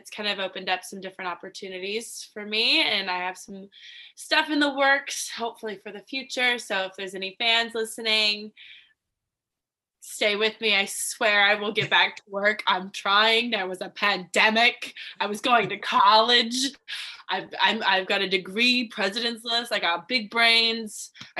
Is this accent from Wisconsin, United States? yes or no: no; Lexington, Kentucky, United States; moved away as an adult; also born or lived in South Carolina; I'm originally from Lexington, Kentucky. I lived in South Carolina for a few years, going to college. I'm 23 years old